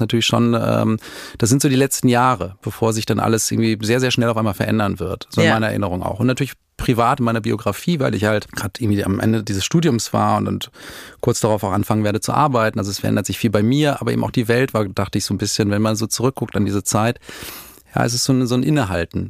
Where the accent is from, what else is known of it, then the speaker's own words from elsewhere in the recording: Dortmund, North Rhine-Westphalia, Germany; moved away as an adult; also born or lived in Madrid; Wir kamen damals, also wir kommen aus Dortmund